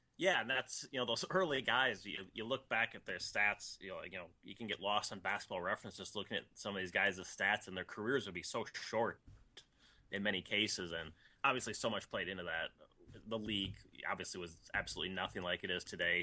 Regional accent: Minnesota, United States; I grew up in Minnesota

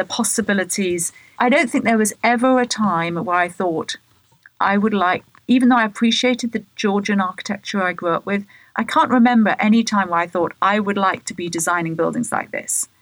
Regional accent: Bath, South West England, United Kingdom; moved away as an adult; now in United States; growing up in Bath

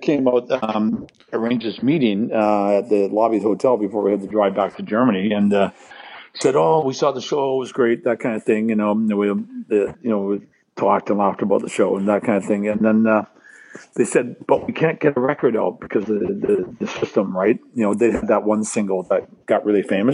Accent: Canada; we're from Canada

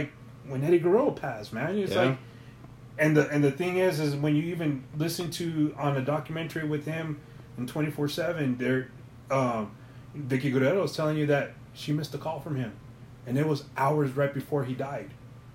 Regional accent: El Paso, Texas, United States; I'm from El Paso.

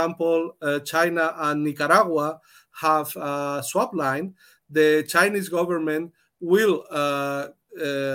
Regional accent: Spain; now in Germany; I come from Spain, but I have been member of the trade unions in Germany many years

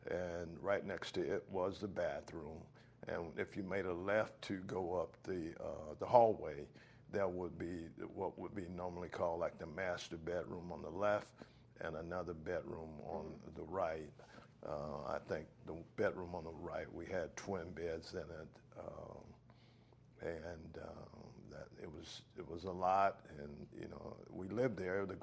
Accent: Hobe Sound, Florida, United States; born or raised there; also born or lived in Stuart, Florida

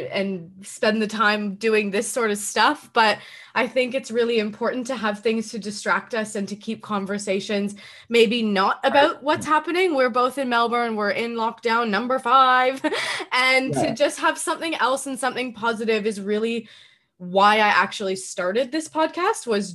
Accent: Canada; I am from Canada

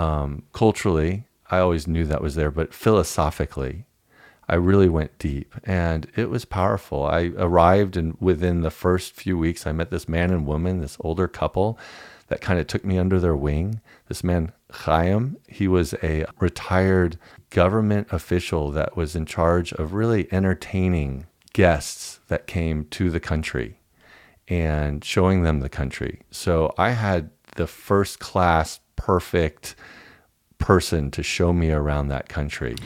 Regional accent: Dallas, Texas, United States; I was raised in Deep

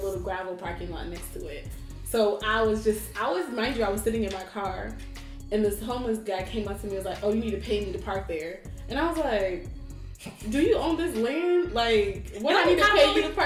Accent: New Jersey, United States; moved away; I'm from New Jersey and I'm never moving back

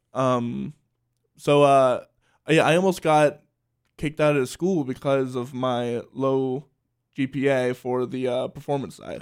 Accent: Salisbury, Maryland, United States; moved away; I grew up in Salisbury, Maryland.

